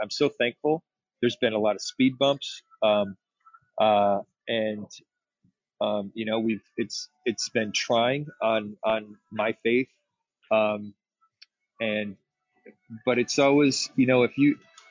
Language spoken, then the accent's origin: English; West Michigan, United States; moved away as an adult; also born or lived in Los Angeles; growing up in West Michigan, it's an amazing community